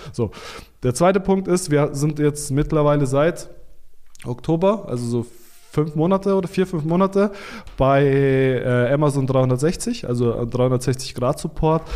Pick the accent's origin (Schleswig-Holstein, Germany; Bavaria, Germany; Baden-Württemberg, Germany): Baden-Württemberg, Germany; Stuttgart; ich bin aus Stuttgart, das ist ja die Konzernhauptstadt oder eine der Konzernzentren Deutschlands